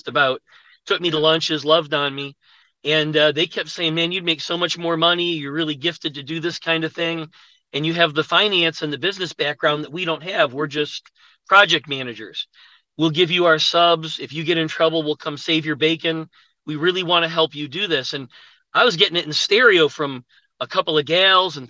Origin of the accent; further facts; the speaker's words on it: Buffalo, New York, United States; moved away as an adult; now in Atlanta, United States; I'm from Buffalo, New York. I went to college there.